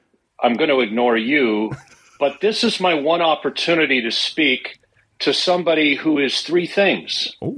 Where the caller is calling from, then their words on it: Halifax, Nova Scotia, Canada; I'm calling from Halifax, Nova Scotia.